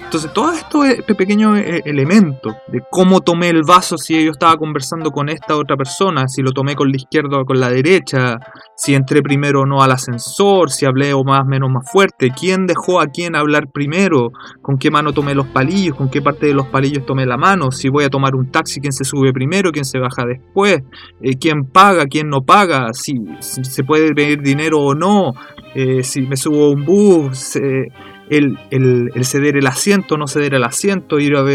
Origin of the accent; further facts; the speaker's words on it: Japan; No sé, uno simplemente siendo japonés lo, hace, para nosotros no.